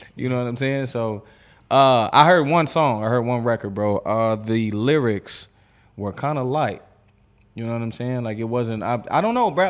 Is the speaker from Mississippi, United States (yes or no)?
no; Erie, Pennsylvania, United States; I grew up in Erie, bro, in the cut. It's down the street from Pittsburgh